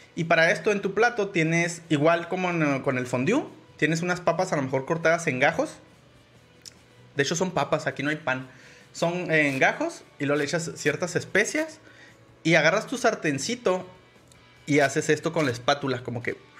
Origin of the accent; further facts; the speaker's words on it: Mexico; somos mexicanos